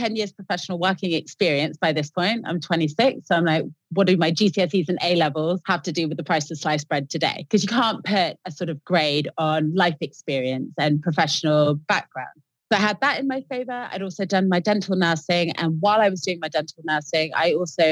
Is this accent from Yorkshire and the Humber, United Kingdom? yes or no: no; Exeter, South West England, United Kingdom; moved away as an adult; now in London, United Kingdom; I walked all the way around Exeter, which was my hometown, handing out my CV to various dental clinics